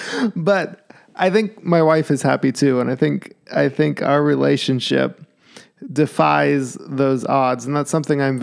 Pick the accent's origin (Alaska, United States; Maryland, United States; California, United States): Alaska, United States; moved away; I'm from Alaska